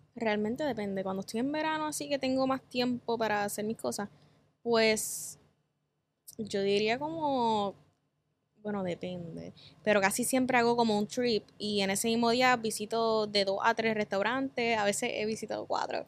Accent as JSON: {"language": "Spanish", "town": "Cabo Rojo", "country": "Puerto Rico", "said": "Soy de Cabo Rojo, del área oeste"}